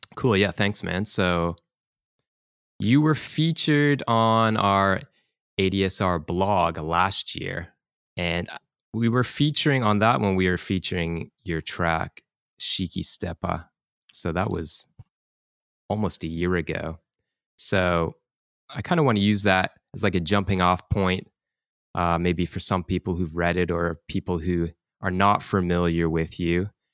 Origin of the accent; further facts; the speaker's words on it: Toronto, Ontario, Canada; now in Tokyo, Japan; I'm from Toronto and our crew, you know, is from Canada